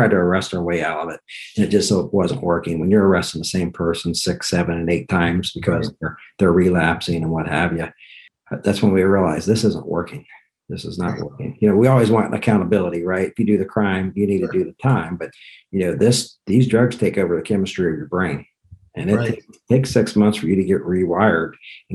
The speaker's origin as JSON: {"language": "English", "town": "Dayton", "region": "Ohio", "country": "United States", "tie": "born or raised there", "said": "I was born in Dayton, Ohio, lifelong Catholic"}